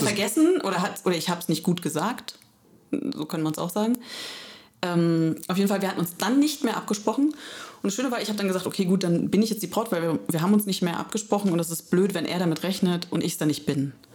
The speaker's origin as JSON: {"language": "German", "area": "Electoral Palatinate", "region": "Kurpfalz", "country": "Germany", "lives_now": "Heidelberg, Germany", "said": "ich komme aus der Kurpfalz"}